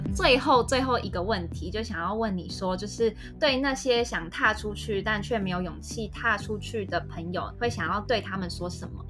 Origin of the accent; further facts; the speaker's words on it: Taipei, Taiwan; 我本身是台北人